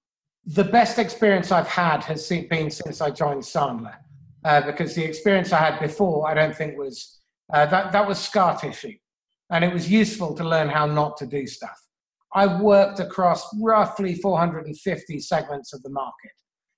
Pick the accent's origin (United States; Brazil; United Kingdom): United Kingdom; England; Growing up in England with a funny foreign name, and slightly olivey skin in the 1970s and early 80s wasn't necessarily an introduction to cosmopolitan society.